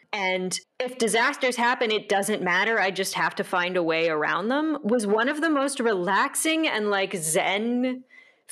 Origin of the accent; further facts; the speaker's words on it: Santa Rosa, California, United States; my hometown, which is always in Santa Rosa, California, and around Sonoma County